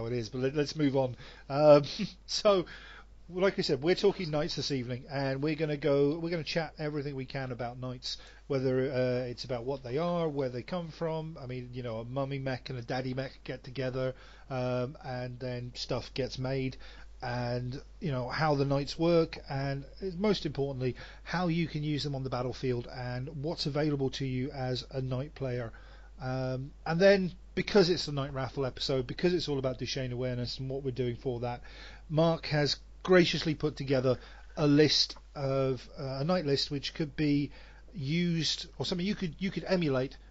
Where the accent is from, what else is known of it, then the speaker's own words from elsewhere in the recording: England, United Kingdom; moved away as an adult; also born or lived in Wales; now in Sweden; I'm not a Welshman. I'm an Englishman.